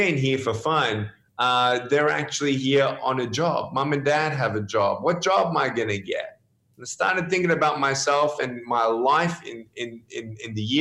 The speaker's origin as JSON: {"language": "English", "town": "Melbourne", "region": "Victoria", "country": "Australia", "tie": "born or raised there", "also_born_or_lived": "Dallas", "moved": "yes", "lives_now": "California, United States", "said": "I was born in Melbourne, Australia"}